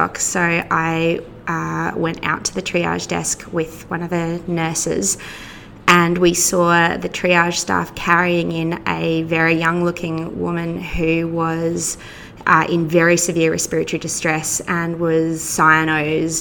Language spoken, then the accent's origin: English; Queensland, Australia; moved away as an adult; now in Victoria, Australia; I'm actually a Queenslander who has been imported to Victoria